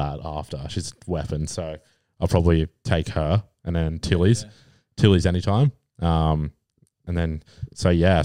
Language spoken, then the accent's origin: English; Australia